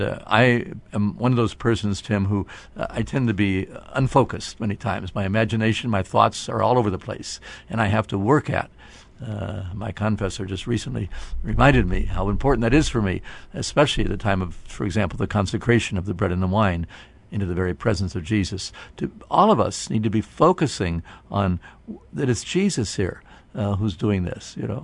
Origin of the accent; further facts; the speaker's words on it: Canton, Ohio, United States; people in my hometown here of Canton